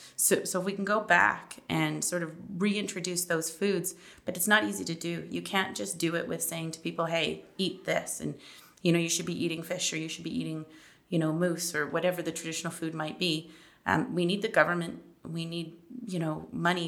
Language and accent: English; Toronto, Ontario, Canada; moved away as an adult; now in Manitoba, Canada; I'm actually originally from Toronto.